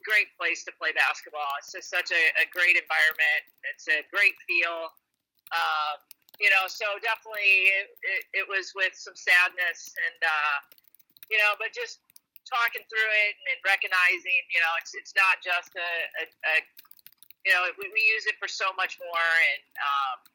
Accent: Indiana, United States; also born or lived in North Carolina; now in Illinois, United States; I grew up in Indiana

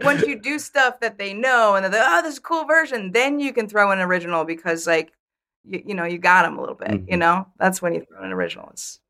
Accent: Vermont, United States; born or raised there

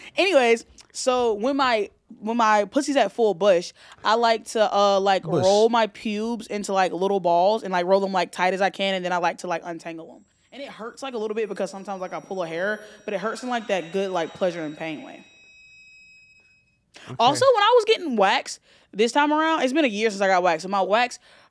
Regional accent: Alabama, United States; born there; Yeah, I was born in Alabama.

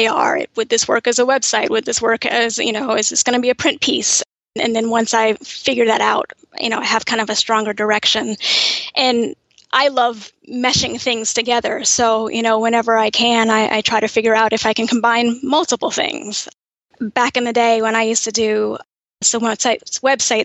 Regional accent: New York, United States; moved away as an adult; also born or lived in Kansas; now in New Jersey, United States; I grew up in New York. My family is from Kansas. I was technically born in Kansas, but from about 6 months on, I'm a diehard New Yorker and have lived there up until about 8 years ago.

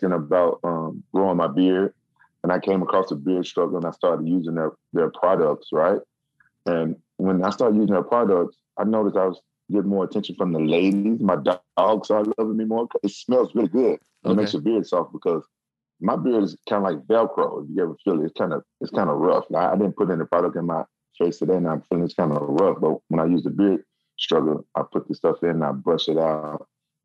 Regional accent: Memphis, Tennessee, United States; I'm from Memphis

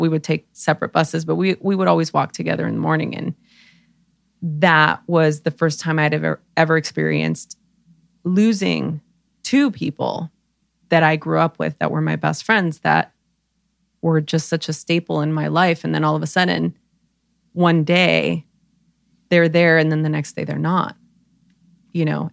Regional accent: Los Angeles, California, United States; I grew up in East L A during the L A riots

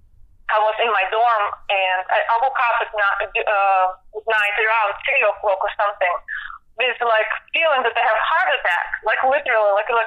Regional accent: Siberia, Russia; English is a second language; moved away as an adult; also born or lived in Germany; now in Atlanta, United States; I'm from Russia, right? I never heard about …. You know, like, I'm from far away, from Siberia

